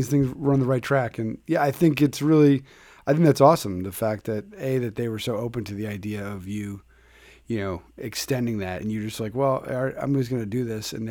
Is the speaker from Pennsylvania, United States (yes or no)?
yes; Philadelphia, Pennsylvania, United States; I grew up in Philly